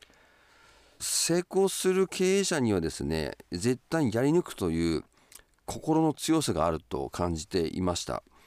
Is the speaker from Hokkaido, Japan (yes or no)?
yes; Sapporo, Hokkaido, Japan; 私の出身地でもあります札幌市です